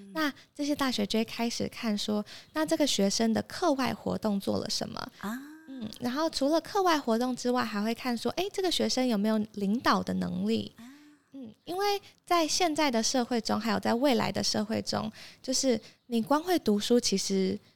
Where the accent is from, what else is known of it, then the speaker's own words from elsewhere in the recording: Taipei, Taiwan; moved away as an adult; also born or lived in Abu Dhabi, United Arab Emirates; 我从小到大都是在台北长大